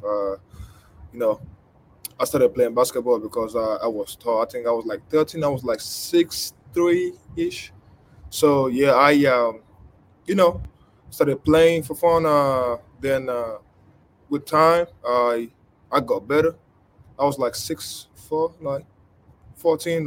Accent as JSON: {"language": "English", "country": "Nigeria", "tie": "born or raised there", "moved": "yes", "said": "I grew up in Nigeria."}